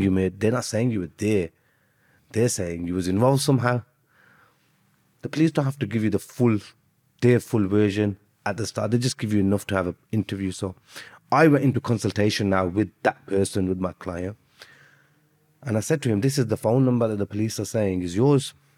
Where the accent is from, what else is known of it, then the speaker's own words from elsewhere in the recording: Birmingham, West Midlands, United Kingdom; also born or lived in Azad Kashmir; I'm from Birmingham